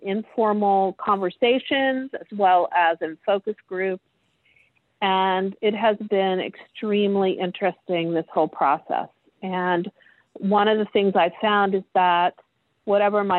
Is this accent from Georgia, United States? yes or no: no; Ohio, United States; I was born and raised in Ohio